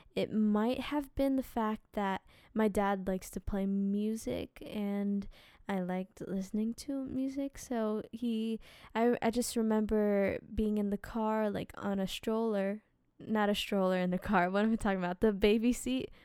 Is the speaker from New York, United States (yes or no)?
no; New Jersey, United States; we lived in New Jersey